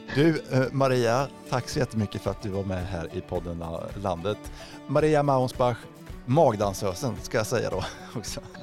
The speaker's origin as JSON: {"language": "Swedish", "region": "Östergötland", "country": "Sweden", "tie": "born or raised there", "said": "jag är ju inte skåning någonstans utan är född i Östergötland eh, i en landsbygd eller i, i en mindre ort"}